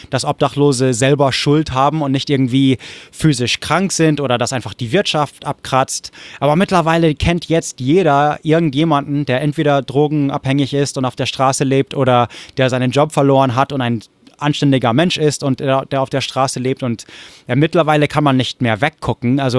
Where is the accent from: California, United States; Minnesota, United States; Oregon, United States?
Oregon, United States; Corvallis; German is a second language; Wo, wo ich herkomme, in Corvallis, Oregon, war die katholische Kirche St. Mary's zum Beispiel eines der Punkte.